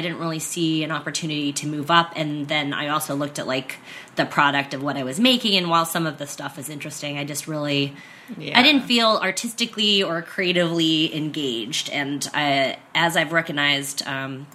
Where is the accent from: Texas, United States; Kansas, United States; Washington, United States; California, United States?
California, United States; San Diego; moved away as an adult; also born or lived in San Francisco / New York; I was born here in San Diego and grew up here primarily